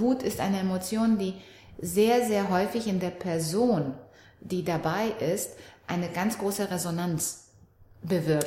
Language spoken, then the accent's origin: German; Romania; now in Germany; ich komme aus Rumänien. Ich kam nach der Wende hier nach Deutschland, auch ohne meine Eltern